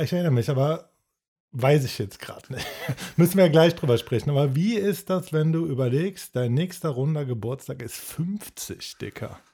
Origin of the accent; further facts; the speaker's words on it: Cologne, North Rhine-Westphalia, Germany; als Kölner